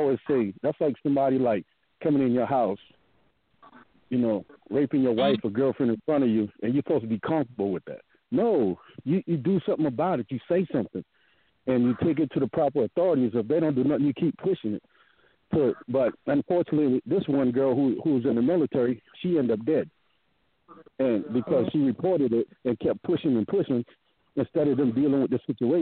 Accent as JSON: {"language": "English", "town": "Parris Island", "region": "South Carolina", "country": "United States", "tie": "born or raised there", "said": "I grew up in Parris Island, so I grew up on a Marine base."}